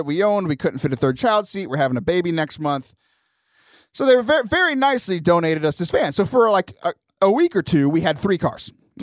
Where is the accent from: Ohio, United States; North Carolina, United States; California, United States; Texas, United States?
Texas, United States; Lake Jackson; moved away; back in Lake Jackson, my hometown. It's about 45 minutes south of Houston.